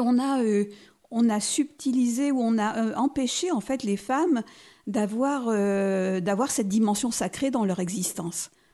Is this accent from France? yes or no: yes; Nice, Provence-Alpes-Côte d'Azur, France; moved away; also born or lived in Auxerre; Je suis née à Nice